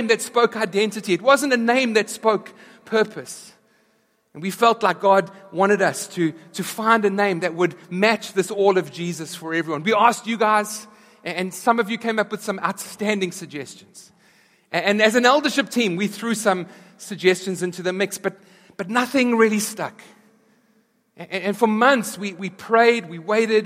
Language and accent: English; South Africa; moved away; back in South Africa, we were there through apartheid, and then as apartheid was abolished